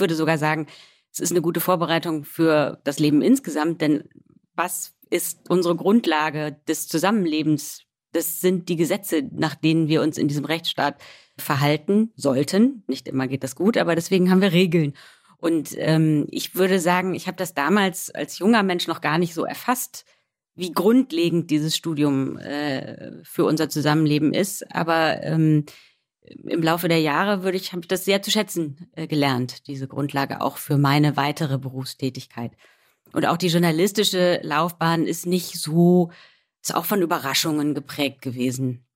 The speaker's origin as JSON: {"language": "German", "region": "Rhineland", "country": "Germany", "said": "Also ich bin Rheinländerin"}